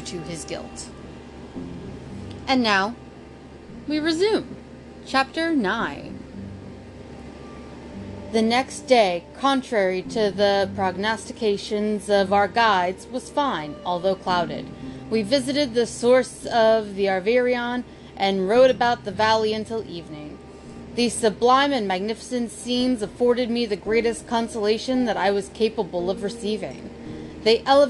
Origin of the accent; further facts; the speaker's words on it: United States; I'm American.